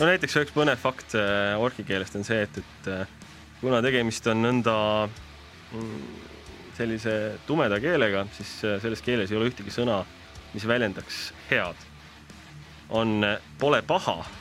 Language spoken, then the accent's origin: Estonian; Tallinn, Harju County, Estonia; ma olen ise Tallinnast pärit